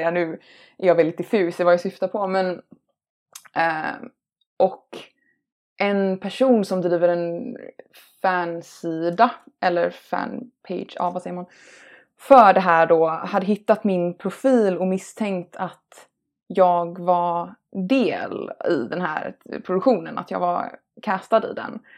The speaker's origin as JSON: {"language": "Swedish", "country": "United States", "accent": "American", "said": "Um, ja, jag har ju en amerikansk accent um, mm."}